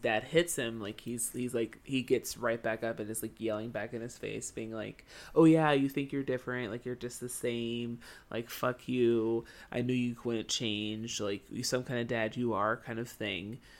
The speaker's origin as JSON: {"language": "English", "country": "United States", "said": "as an American kid"}